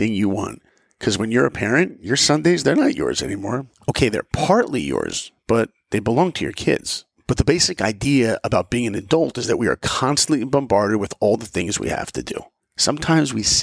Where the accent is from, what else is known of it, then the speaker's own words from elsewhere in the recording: New York and Long Island, United States; I grew up in New York and Long Island